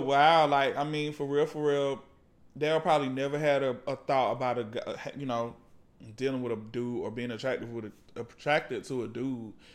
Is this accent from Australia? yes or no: no; the South, United States; now in Atlanta, United States; I grew up as a Christian and growing up in the South